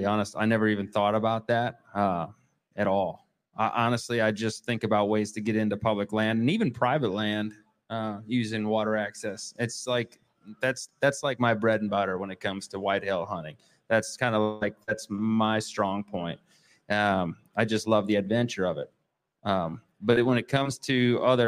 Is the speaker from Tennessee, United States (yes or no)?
no; Waukesha County, Wisconsin, United States; I'm from Waukesha County, southeast part of the state of Wisconsin